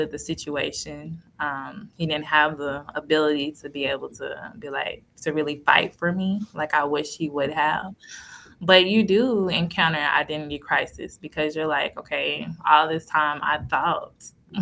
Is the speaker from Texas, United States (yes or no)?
yes; Cedar Hill, Texas, United States; I'm from Cedar Hill in Texas.